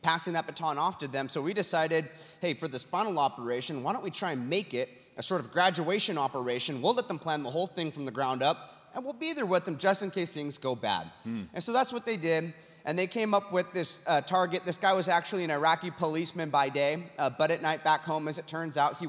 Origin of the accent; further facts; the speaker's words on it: Huntington Beach, California, United States; my hometown, Huntington Beach, California